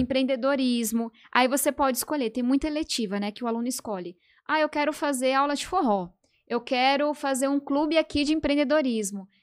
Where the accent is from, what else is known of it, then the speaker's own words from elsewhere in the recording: São Paulo, Brazil; Eu nasci e cresci em São Paulo.